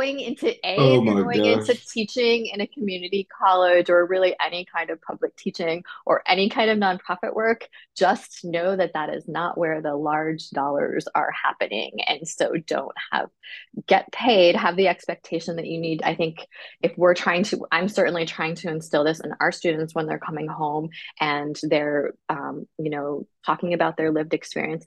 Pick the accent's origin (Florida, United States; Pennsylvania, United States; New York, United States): New York, United States; Ithaca; I grew up in Ithaca